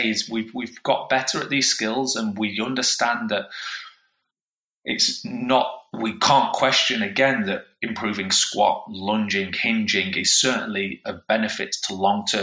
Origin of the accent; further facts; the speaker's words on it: Yorkshire and the Humber, United Kingdom; as a Yorkshire man